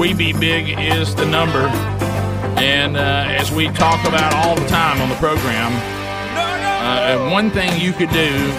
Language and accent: English; Alabama, United States; growing up in Alabama